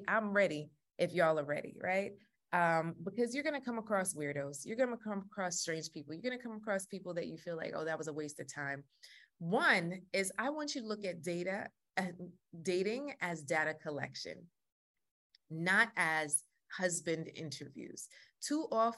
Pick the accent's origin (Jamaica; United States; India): Jamaica; I'm Jamaican